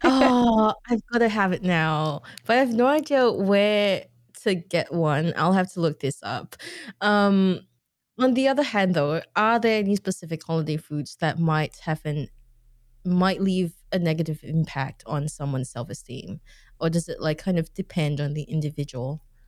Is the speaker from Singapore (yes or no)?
yes; Singapore; I grew up in Singapore